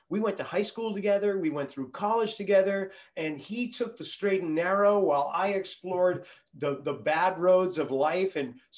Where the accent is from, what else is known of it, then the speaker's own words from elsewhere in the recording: Reading, Massachusetts, United States; Joe and I, we grew up in Reading, Massachusetts, where two of the main thoroughfares outside of Boston intersect, maybe about a 20-minute drive into the city, one of those little suburbs.